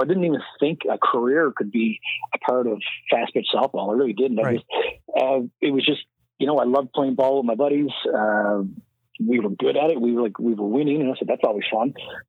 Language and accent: English; St. John's, Newfoundland and Labrador, Canada; now in Ontario, Canada; If lacrosse was back there, I never even saw lacrosse until I moved to Ontario.